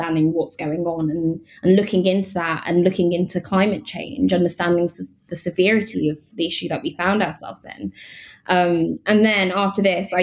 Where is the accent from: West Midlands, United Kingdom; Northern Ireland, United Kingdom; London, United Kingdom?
London, United Kingdom; Growing up in London